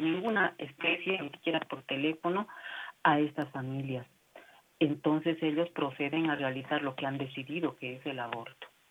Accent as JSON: {"language": "Spanish", "country": "Bolivia", "said": "para nosotros, como bolivianos"}